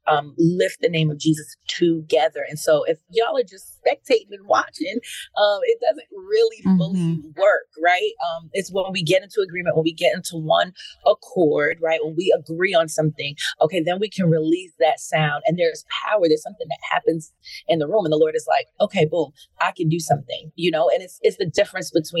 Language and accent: English; New York City, New York, United States; New York City, and which is my hometown, from Queens.